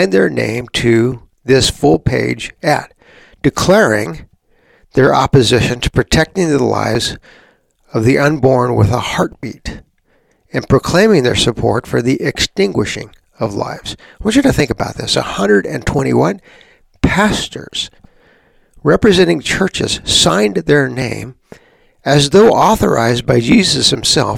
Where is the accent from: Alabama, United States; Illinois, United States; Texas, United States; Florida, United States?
Texas, United States; San Antonio; I was a kid growing up in Texas, our country's leading atheist, a woman named Madeline Marie O'Hare, lived just down the road from us. I grew up in San Antonio